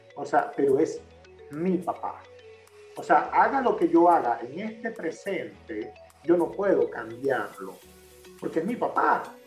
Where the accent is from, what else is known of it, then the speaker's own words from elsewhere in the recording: Maracaibo, Zulia, Venezuela; como todo maracucho